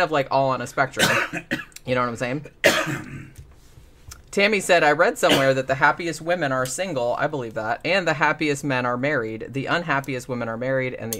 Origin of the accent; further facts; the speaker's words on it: Daytona Beach, Florida, United States; I grew up in Daytona